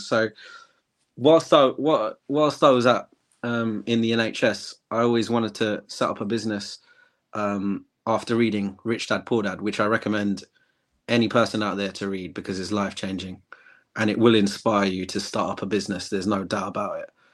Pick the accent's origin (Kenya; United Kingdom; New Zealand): United Kingdom; England; I'm from England, born and raised